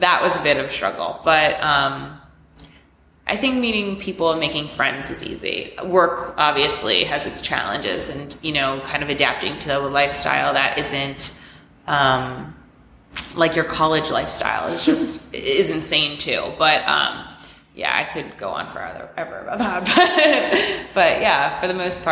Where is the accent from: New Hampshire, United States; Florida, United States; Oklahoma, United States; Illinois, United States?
Florida, United States; South; moved away as an adult; also born or lived in Long Island, New York; now in New York City, United States; I was born on Long Island, and I moved to South Florida when I was 4. I grew up there